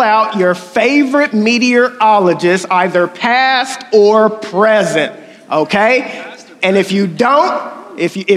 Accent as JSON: {"language": "English", "region": "Oklahoma", "country": "United States", "accent": "country", "said": "I'm from Oklahoma"}